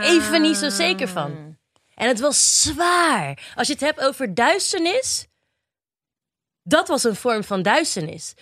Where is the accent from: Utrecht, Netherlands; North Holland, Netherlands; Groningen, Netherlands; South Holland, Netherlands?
South Holland, Netherlands; Rotterdam; now in Diemen, Netherlands; woon op dit moment in het pittoreske Diemen, maar het is altijd Rotterdam ah, West Side for life.